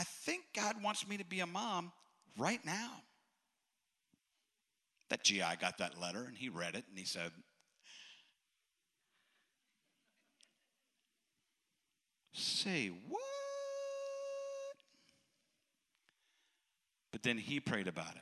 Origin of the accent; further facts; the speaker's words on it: Western Maryland, United States; the moment I was born, I was placed immediately into an orphanage in Western Maryland.